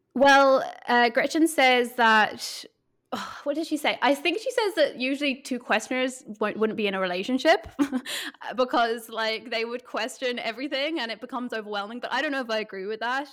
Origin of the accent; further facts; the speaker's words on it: Ireland; now in Berlin, Germany; I am a photographer in Berlin, and I'm from Ireland